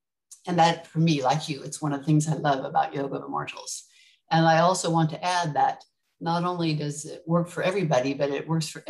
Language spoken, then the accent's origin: English; California, United States; moved away as an adult; now in Mauritius; I grew up in California